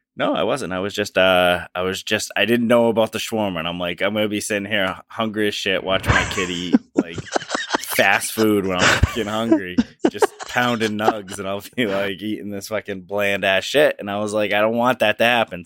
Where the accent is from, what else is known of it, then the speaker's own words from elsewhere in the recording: Massachusetts, United States; we are from Massachusetts